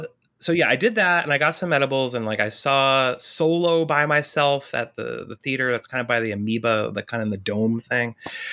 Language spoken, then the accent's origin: English; New York, United States; Yeah, I'm from the Hudson Valley. I've lived in like Southern New York my entire life.